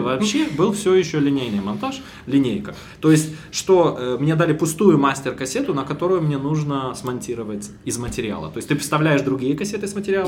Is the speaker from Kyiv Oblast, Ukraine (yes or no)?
yes; Bila Tserkva, Kyiv Oblast, Ukraine; moved away; я из Белой Церкви, из-под Киева